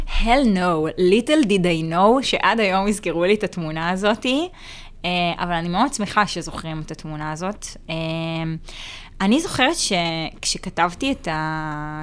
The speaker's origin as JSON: {"language": "Hebrew", "town": "Haifa", "region": "Haifa District", "country": "Israel", "tie": "born or raised there", "said": "אני גדלתי בחיפה"}